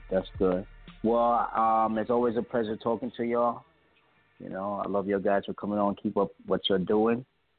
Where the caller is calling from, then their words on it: New York, United States; caller from New York.